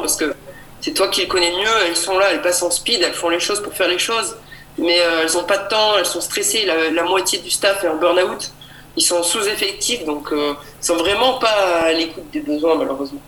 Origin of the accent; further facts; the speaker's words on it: Tain-l'Hermitage, Auvergne-Rhône-Alpes, France; je viens de la région Rhône-Alpes, euh, Talermitage exactement.